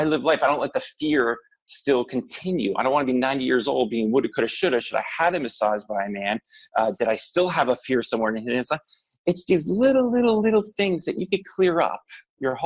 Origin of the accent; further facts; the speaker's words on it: New Jersey, United States; being brought up in Jersey